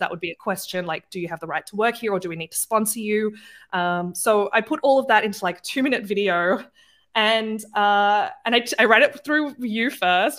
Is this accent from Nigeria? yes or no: no; Australia; moved away as an adult; now in Germany; I'm not from Germany or the United States. I'm Australian